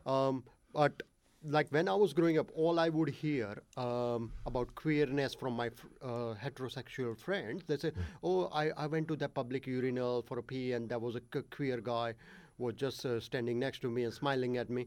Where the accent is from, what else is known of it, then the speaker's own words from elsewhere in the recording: Ahmedabad, Gujarat, India; first language Gujarati; English is a second language; moved away; I was born in India um, in a seventh biggest city called Ahmedabad